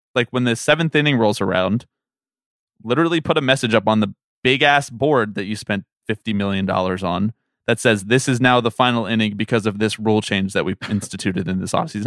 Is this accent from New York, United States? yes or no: no; Philadelphia, Pennsylvania, United States; moved away as an adult; also born or lived in Washington; I was born in Washington. I grew up in Philadelphia.